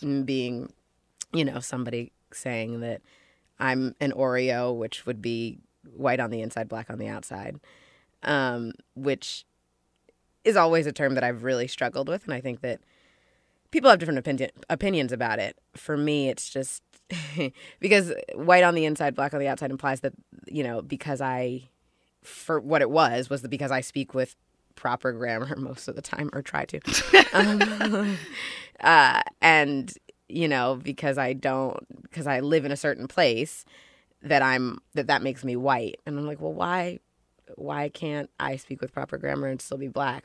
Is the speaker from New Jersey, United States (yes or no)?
no; Ossining, New York, United States; also born or lived in Los Angeles, California; I grew up for the most part in Ossining, New York. I was born in Los Angeles, but we moved and I grew up in Ossining.